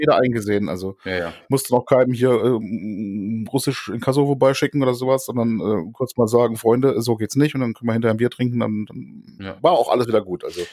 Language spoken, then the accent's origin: German; Germany; hier bei uns in Deutschland